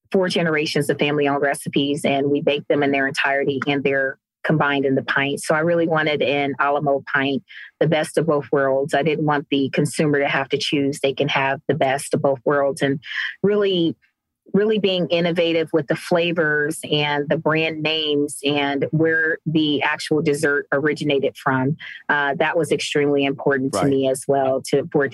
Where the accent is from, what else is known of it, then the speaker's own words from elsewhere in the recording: Cleveland, Ohio, United States; now in Cincinnati, United States; So I'm based here in Cincinnati, Ohio. So I'm originally from Cleveland, Ohio.